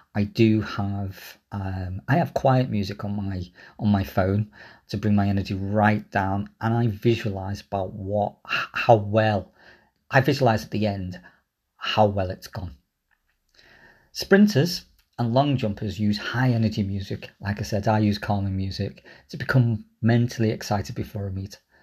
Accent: Liverpool, North West England, United Kingdom; I grew up in Liverpool.

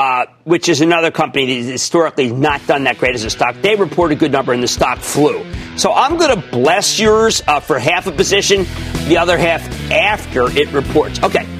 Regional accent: New Jersey, United States; Let's go to Gianna in my home state of New Jersey.

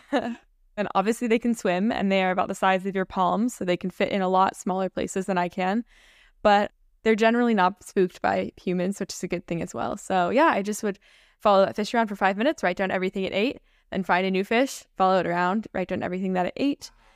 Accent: Minnesota, United States; also born or lived in Saint Lucia / Roatan, Honduras; I grew up in Minnesota

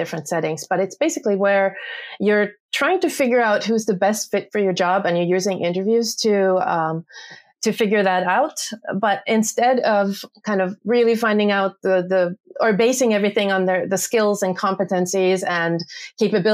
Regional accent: Finland; I am from Finland and I'm an organizational psychologist.

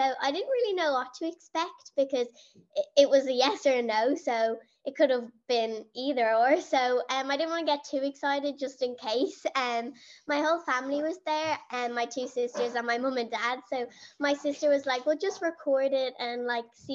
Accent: Dublin, Leinster, Ireland; I'm 13 years old and I'm from Dublin in Ireland.

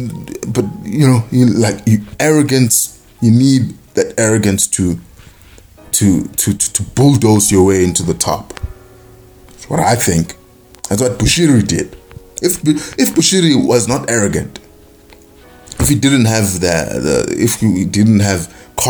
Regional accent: South Africa; I'm a South African.

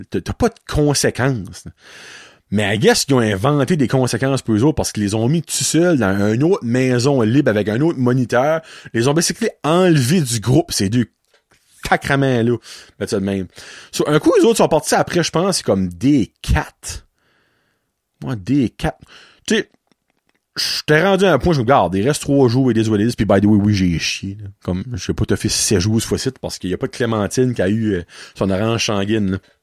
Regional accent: Petit-Rocher, New Brunswick, Canada; je viens de Petit Rocher

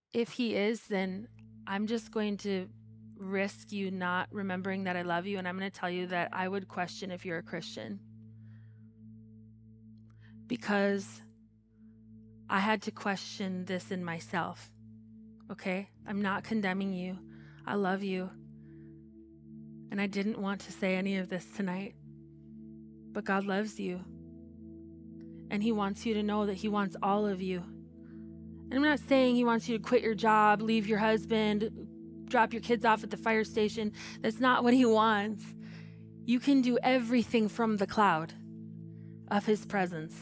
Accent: United States; I'm American

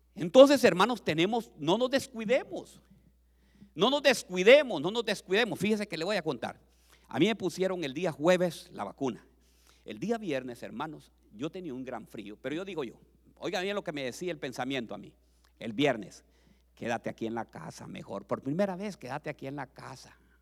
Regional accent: Honduras; moved away as an adult; now in United States; vendí todas las propiedades que tenía en mi país

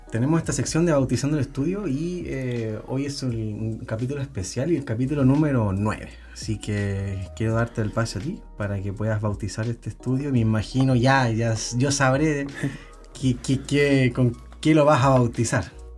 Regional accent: Tocopilla, Antofagasta, Chile; somos de hincha de pequeño, po, weón, de niño, de Tocopilla

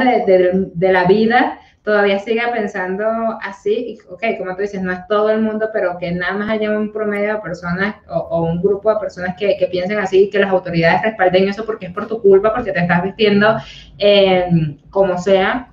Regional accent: Colombia; moved away; las colombianas somos, las personas colombianas somos un poquito más risueñas

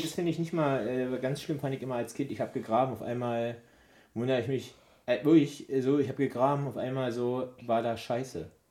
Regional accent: East Germany, Germany; ich komme aus dem Osten, wir hatten ja früher ich wenig

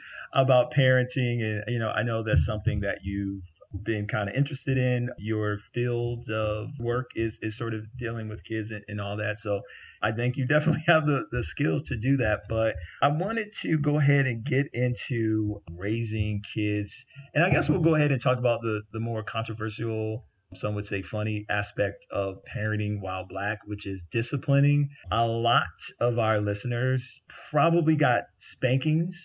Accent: the South, United States; growing up in the South

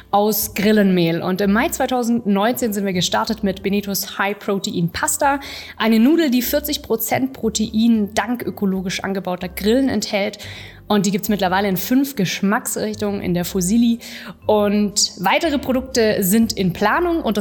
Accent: Singen, Baden-Württemberg, Germany; Also ich komme nicht aus dem Spätzle Valley, ich komme äh, vom Bodensee, von, von Singen und ich bin mittlerweile 28 Jahre alt

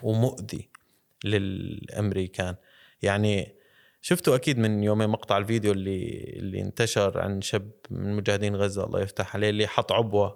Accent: Syria; عندنا بسوريا

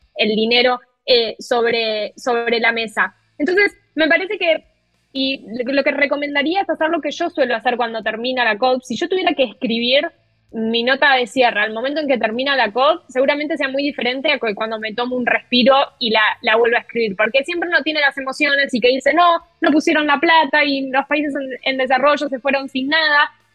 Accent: Argentina; yo como periodista argentina

